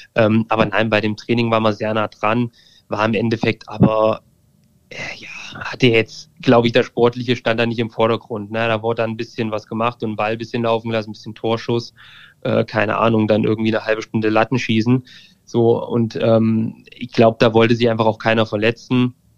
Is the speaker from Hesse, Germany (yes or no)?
yes; near Fulda, Hesse, Germany; ich komme aus der Nähe von Fulda ähm, also irgendwie Mitteldeutschland.